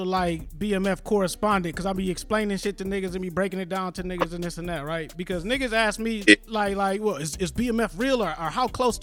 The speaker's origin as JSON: {"language": "English", "town": "Detroit", "region": "Michigan", "country": "United States", "said": "I'm from Detroit"}